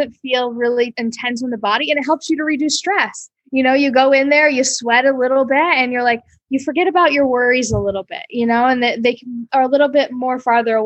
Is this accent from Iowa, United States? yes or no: yes; Iowa, United States; moved away as an adult; now in Costa Rica; I grew up in Iowa. I lived in Iowa till I was 21.